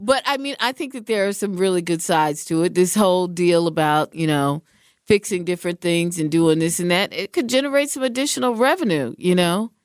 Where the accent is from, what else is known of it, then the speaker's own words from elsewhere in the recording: Seattle, Washington, United States; now in Wisconsin, United States; I'm from Seattle